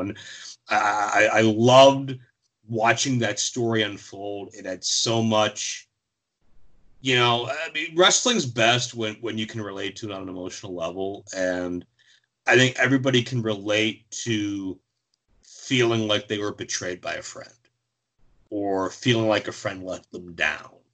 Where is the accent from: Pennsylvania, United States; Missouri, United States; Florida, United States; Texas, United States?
Pennsylvania, United States; Pittsburgh; Pittsburgh, my hometown